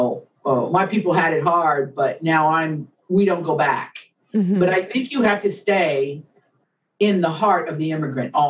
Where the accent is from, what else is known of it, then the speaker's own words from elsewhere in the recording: Appalachia, United States; I grew up in Appalachia